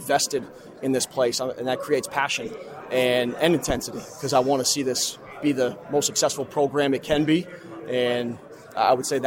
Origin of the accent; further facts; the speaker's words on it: Upper Saddle River, New Jersey, United States; moved away; Bergen County. Wife's from Paramus. I'm from Upper Saddle River.